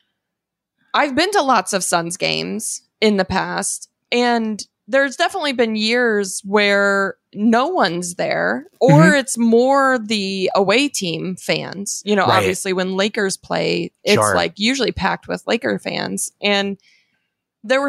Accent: Arizona, United States; moved away; I'm from Arizona

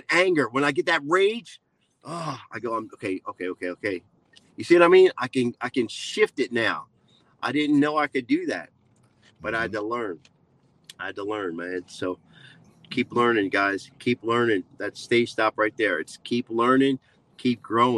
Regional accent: New Jersey, United States; I'm from Jersey, born and raised in Jersey. So I got that little Jersey attitude going on

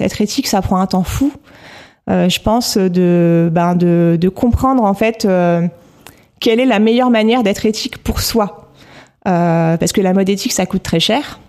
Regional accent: Normandy, France; moved away as an adult; also born or lived in northern France; now in Paris, France; je suis née dans le, nord, dans le nord de la France et j'ai grandi en Normandie

